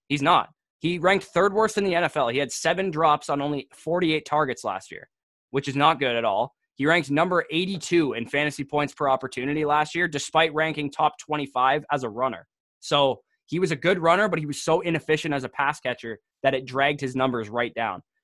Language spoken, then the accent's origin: English; Canada; being Canadian